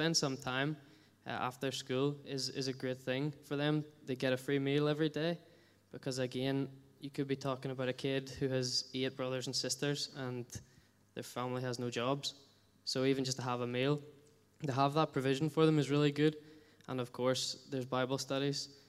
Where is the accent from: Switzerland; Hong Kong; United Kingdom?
United Kingdom; Bangor; moved away as an adult; also born or lived in Latvia; until 2 years ago, I spent my whole life living in Bangor